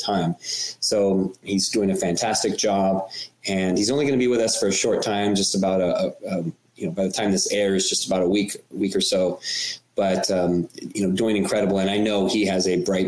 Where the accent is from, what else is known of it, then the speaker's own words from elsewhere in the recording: California, United States; California, my home state